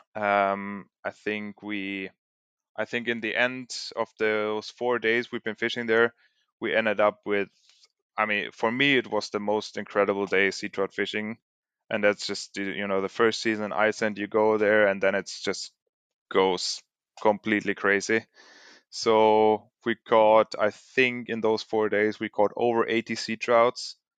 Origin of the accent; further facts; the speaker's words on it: Germany; moved away; also born or lived in Sweden; born and raised in Germany